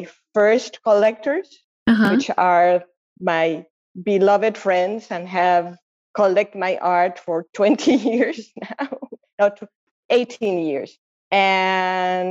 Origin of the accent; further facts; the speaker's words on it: Mexico City, Mexico; moved away as an adult; now in San Diego, United States; I was born and raised in Mexico City 66 years ago